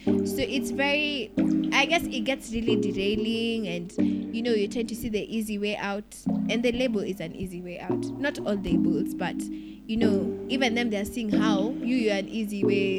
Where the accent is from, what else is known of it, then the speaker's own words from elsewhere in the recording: Nigeria; Like, I'm Nigerian.